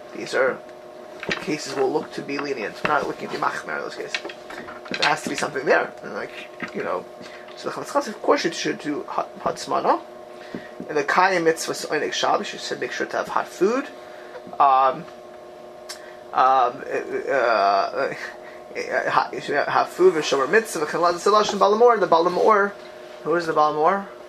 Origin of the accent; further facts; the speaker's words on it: Miami Beach, Florida, United States; moved away; growing up in Miami Beach, um, in Miami Beach, Florida, where I grew up in my youth